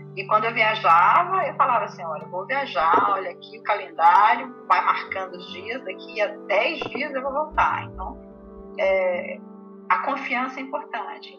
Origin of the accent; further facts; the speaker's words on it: interior of Tocantins, Brazil; also born or lived in Goiás; now in Rio de Janeiro, Brazil; Eu sou do interior do Tocantins, gente, sou do interior do Tocantins